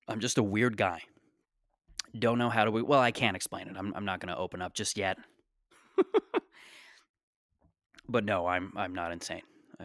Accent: Mississauga, Ontario, Canada; Like, I grew up in Mississauga, Ontario, and this is just how I am, you know?

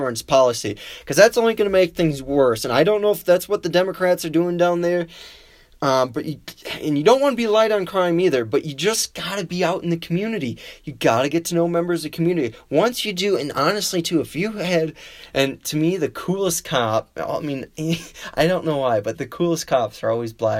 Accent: Wisconsin, United States; now in Colorado, United States; my home state of Wisconsin

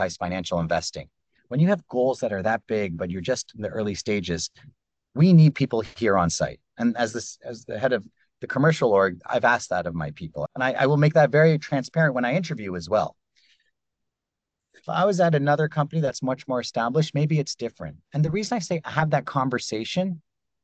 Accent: Canada; I grew up in Canada

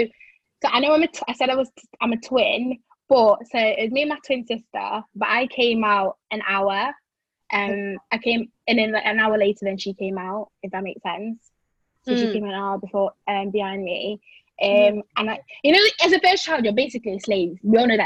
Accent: Blackpool, North West England, United Kingdom; I'm from Blackpool, but I am Nigerian. I grew up in Blackpool

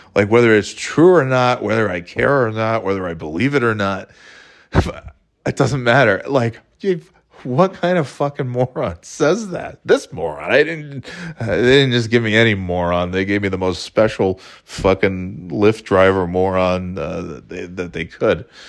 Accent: Burnt Hills, New York, United States; also born or lived in Florida / North Carolina; now in New Hampshire, United States; originally, I'm from upstate New York

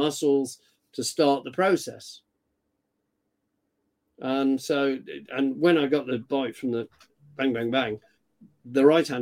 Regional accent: United Kingdom; I'm British.

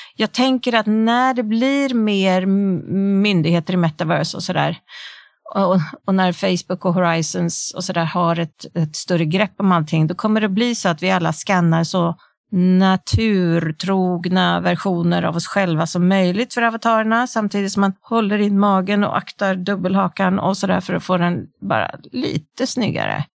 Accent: Sweden; vi har hemma i Sverige

